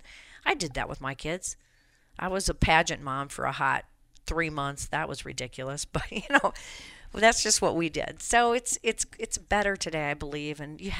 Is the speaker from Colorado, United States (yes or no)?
yes; Colorado, United States; It's ruined my home state of Colorado.